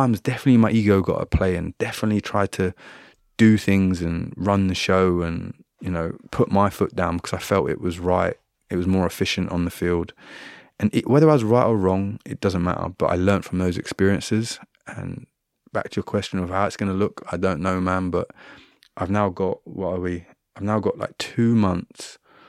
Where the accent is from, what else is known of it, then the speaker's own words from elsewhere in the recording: Trinidad & Tobago; You know, I grew up in Trinidad and Tobago a lot of my time.